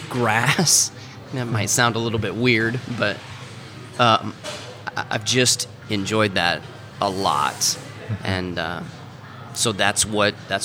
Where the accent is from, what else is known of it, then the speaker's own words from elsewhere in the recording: Iowa, United States; moved away as an adult; now in Missouri, United States; I grew up in Iowa